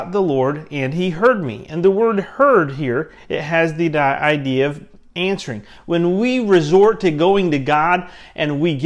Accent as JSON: {"language": "English", "region": "Central Florida", "country": "United States", "tie": "born or raised there", "said": "I grew up in Central Florida where we lived"}